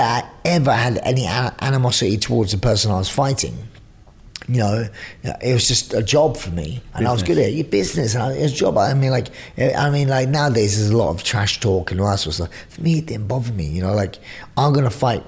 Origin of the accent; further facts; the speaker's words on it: London, United Kingdom; I'm from East End of London